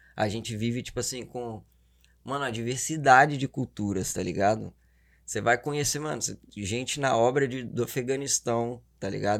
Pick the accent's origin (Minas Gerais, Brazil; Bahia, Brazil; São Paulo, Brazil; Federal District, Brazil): Minas Gerais, Brazil; Belo Horizonte; accent: mineiro; moved away; also born or lived in Governador Valadares; Zona Leste BH, Boa Vista